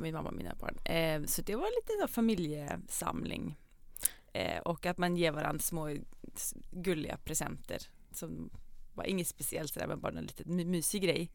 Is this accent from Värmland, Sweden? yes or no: yes; Hammarö, Värmland, Sweden; also born or lived in Karlstad; now in Copenhagen, Denmark; När jag bodde här när jag var liten så växte jag upp på Hammarö